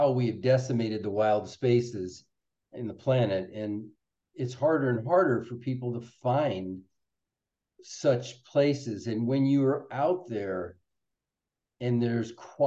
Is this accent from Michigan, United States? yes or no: yes; Detroit, Michigan, United States; I grew up in Detroit, Michigan